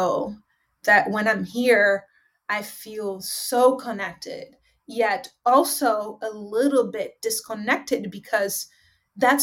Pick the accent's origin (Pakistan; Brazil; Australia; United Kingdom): Brazil; João Pessoa, Paraíba; now in Los Angeles, United States; I'm in my hometown. It's named João Pessoa.